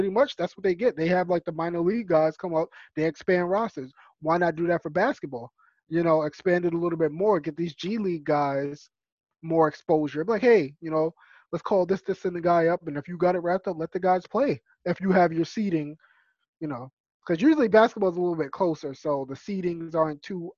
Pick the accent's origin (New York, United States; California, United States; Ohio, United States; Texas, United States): New York, United States; New York City; That's my hometown